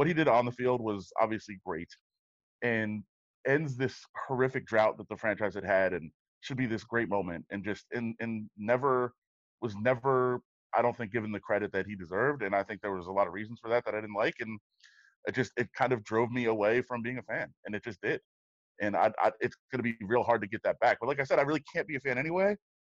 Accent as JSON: {"language": "English", "town": "Detroit", "region": "Michigan", "country": "United States", "also_born_or_lived": "Maryland / Las Vegas / Ohio", "said": "I'm from Detroit, moved to Maryland, moved to Vegas. We were in Ohio for a while, like moved everywhere."}